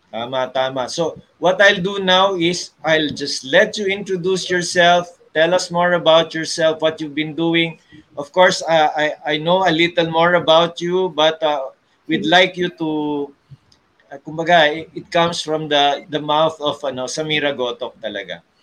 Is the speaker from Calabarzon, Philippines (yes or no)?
no; Manila, Metro Manila, Philippines; I'm from Manila